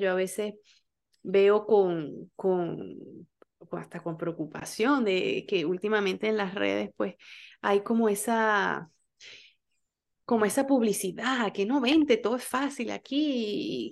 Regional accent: Venezuela; moved away; como venezolanos

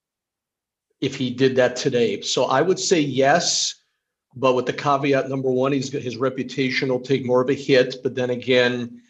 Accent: Ohio, United States; I'm a lifelong Ohioan.

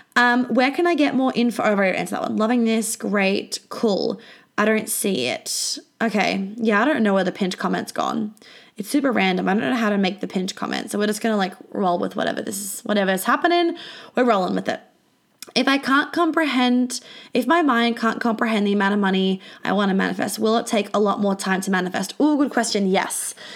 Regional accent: Australia; when I was flying home from London to Australia

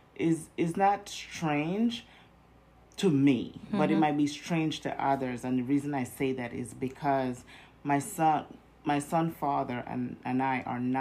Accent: Belize; moved away as an adult; now in United States; I am originally from Belize, Central America, between Mexico and Guatemala.

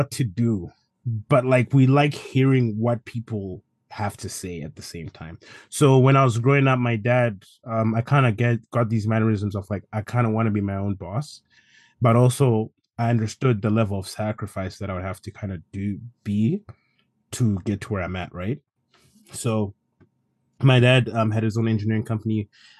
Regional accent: Zimbabwe; born there; So, it all started like when I was born. I was born in Zimbabwe.

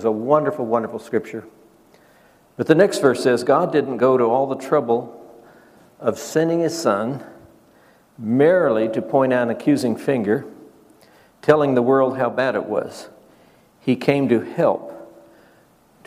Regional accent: Nebraska, United States; I grew up in Nebraska and I was raised in a Baptist church

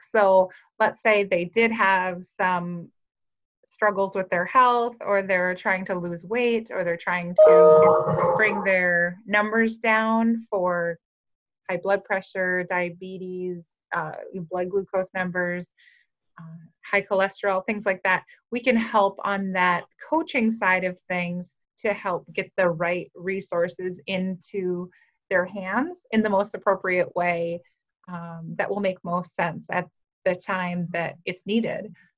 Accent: Frazee, Minnesota, United States; moved away as an adult; now in Fargo, United States; I grew up in Frazee, Minnesota

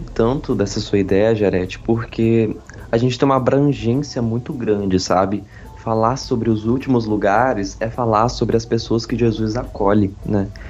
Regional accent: Brasília, Federal District, Brazil; moved away as an adult; now in Rio Grande do Sul, Brazil; eu sou natural de Brasília, mas moro no Rio Grande do Sul por causa da faculdade

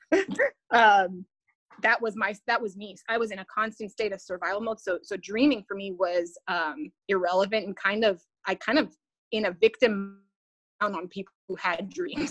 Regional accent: Canada; I'm a Canadian

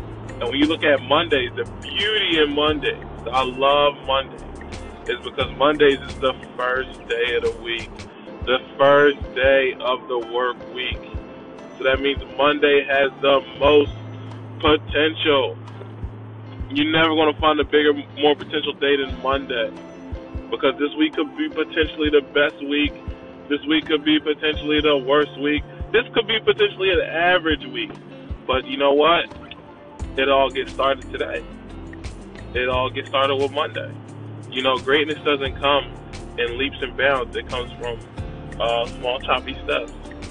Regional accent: Philadelphia, Pennsylvania, United States; I'm from Philadelphia, Philly

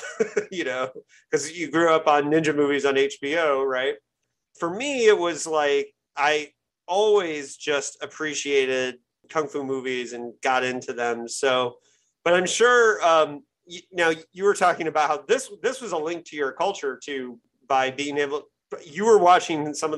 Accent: Bloomington, Indiana, United States; I grew up in Indiana, Bloomington, Indiana, hour south of Indianapolis, college town.

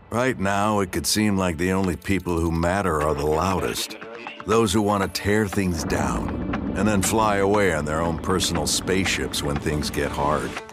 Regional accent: Minneapolis, Minnesota, United States; moved away as an adult; now in San Francisco, United States; I'm originally from Minneapolis

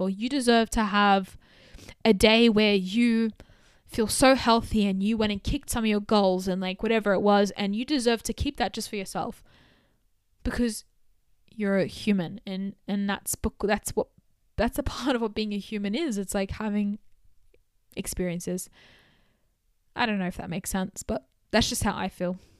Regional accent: Australia; growing up in Australia in the early two thousands

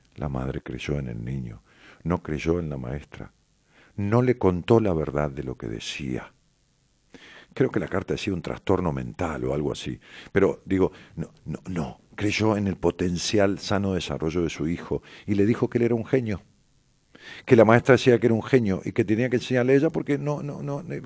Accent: Ramos Mejía, Buenos Aires Province, Argentina; Ramos Mejía, que es mi pueblo

